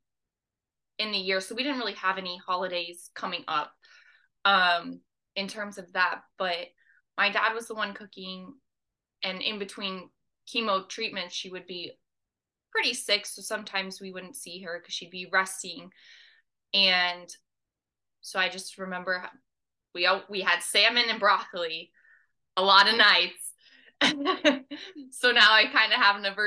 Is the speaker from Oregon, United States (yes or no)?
no; Kansas City, Kansas, United States; now in Jacksonville, United States; I grew up in Kansas City, on the Kansas side.